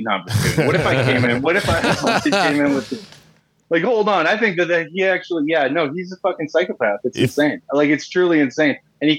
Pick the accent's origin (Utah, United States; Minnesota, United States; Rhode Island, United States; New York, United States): Minnesota, United States; Minneapolis; also born or lived in Melrose, Minnesota / Duluth, Minnesota / St. Cloud, Minnesota; When I was a kid, Northeast, and then or Northeast, as they love to say, and then the northern suburbs for a long time. And then actually I moved from there to Melrose, which is out in the middle of a cornfield and then to Duluth and then to St. Cloud and then back to Minneapolis proper